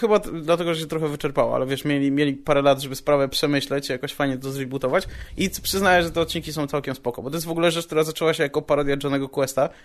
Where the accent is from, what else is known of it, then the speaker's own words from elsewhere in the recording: Radom, Masovian Voivodeship, Poland; moved away; jak byłem u siebie w Radomiu na chacie